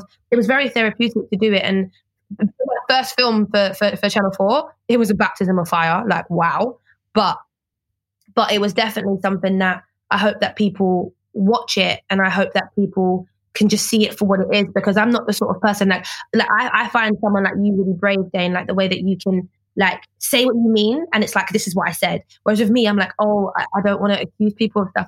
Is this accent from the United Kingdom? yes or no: yes; London, United Kingdom; I am from Peckham